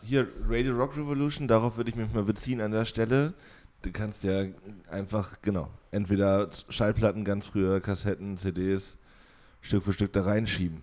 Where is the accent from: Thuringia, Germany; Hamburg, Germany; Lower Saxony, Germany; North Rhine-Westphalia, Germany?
Thuringia, Germany; Jena; now in Oldenburg, Germany; ich bin da ja komplett aufgewachsen